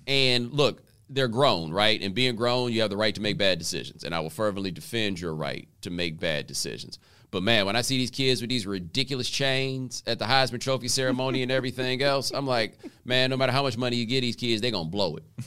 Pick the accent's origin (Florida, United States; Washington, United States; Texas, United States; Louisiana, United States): Texas, United States; Houston; also born or lived in Waller, Texas; I grew up in Houston